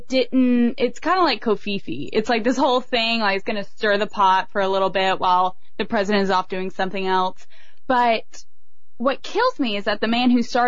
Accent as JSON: {"language": "English", "town": "Dothan", "region": "Alabama", "country": "United States", "tie": "born or raised there", "said": "I was born in Dothan, Alabama"}